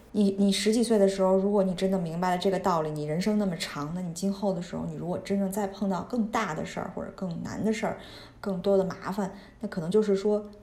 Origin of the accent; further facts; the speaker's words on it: China; moved away as an adult; 土生土长在国内大学一直念到老的那种